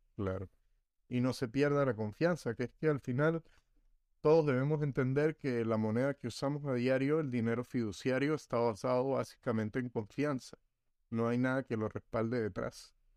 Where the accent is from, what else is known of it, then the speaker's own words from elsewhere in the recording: Venezuela; nosotros los venezolanos